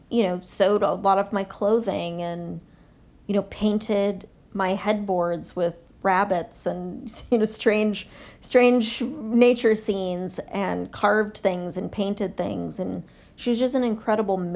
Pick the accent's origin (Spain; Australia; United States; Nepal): Nepal; Kathmandu, Bagmati; also born or lived in Bangkok, Thailand; I was born in Bangkok just because of the hospitals, but we lived in in Kathmandu, and my first few years of life were in Kathmandu.